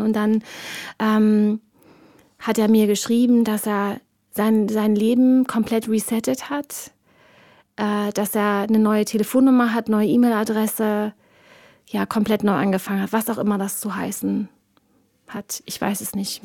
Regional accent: East Germany, Germany; ich bin ein Kind des Ostens.

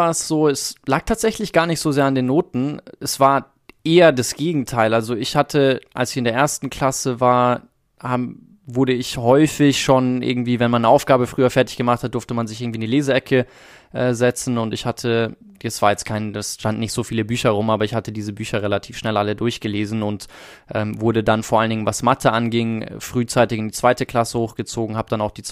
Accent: South Africa; ich bin in Südafrika groß geworden

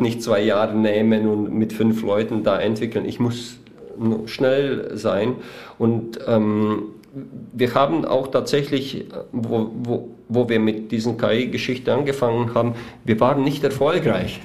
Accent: Weiden in der Oberpfalz, Bavaria, Germany; vielleicht die, die uns hören, wissen nicht, wo wir her sind. Wir sind aus Weiden in der Oberpfalz

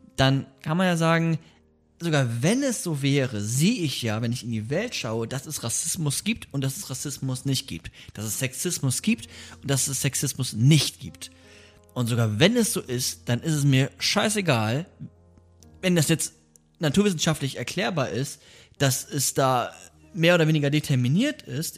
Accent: Bremen, Germany; moved away; Wir kommen ja aus Bremen, wir beide

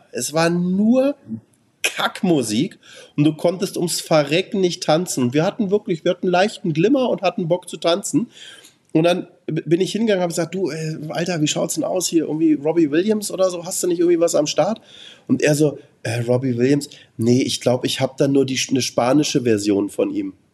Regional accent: Germany; Und ich, wie gesagt, ich bin Deutscher, ich darf in Amerika nicht wählen

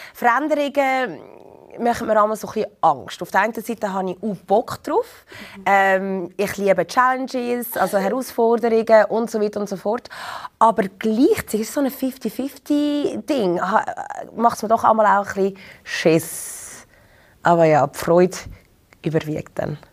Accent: Zurich, Switzerland; moved away as an adult; also born or lived in London; Ich bin in Zürich geboren und aufgewachsen

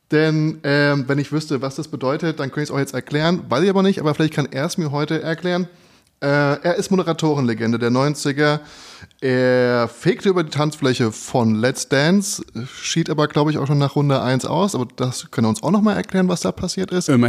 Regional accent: Berlin, Germany; ich komme komm ja auch aus Wedding.

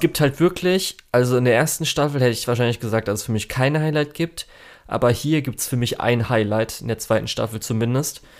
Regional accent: Germany; bei uns in Deutschland

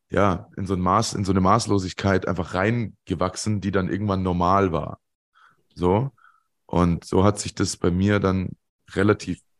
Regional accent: Munich, Bavaria, Germany; wie gesagt, ich komme aus der, aus der Ecke München, hat viel Süddeutsche Zeitung gelesen.

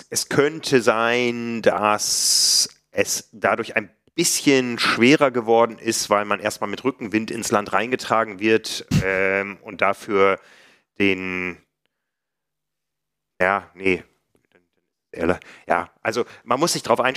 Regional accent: Hamburg, Germany; Für mich als Hamburger war es enorm steil.

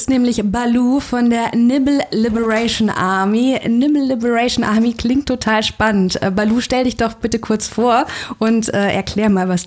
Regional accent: Berlin, Germany; Ich finde, als Berliner ist man da natürlich schon sensibilisiert, denn Sex-Positive-Partys gibt es relativ viele hier.

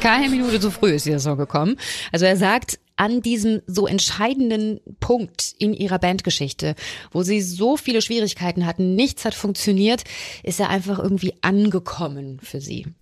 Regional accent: Germany; Bei uns in Deutschland

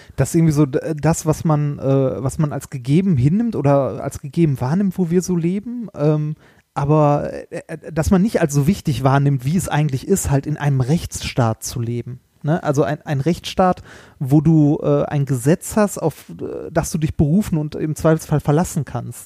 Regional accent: Ruhr area, North Rhine-Westphalia, Germany; wir kommen ja beide aus dem Ruhrpott

